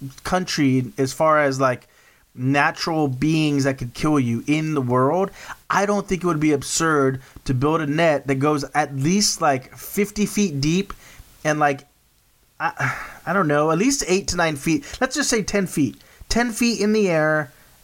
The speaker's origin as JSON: {"language": "English", "region": "South Texas", "country": "United States", "tie": "born or raised there", "said": "growing up in South Texas"}